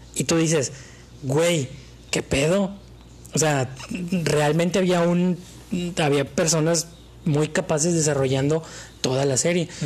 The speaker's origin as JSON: {"language": "Spanish", "country": "Mexico"}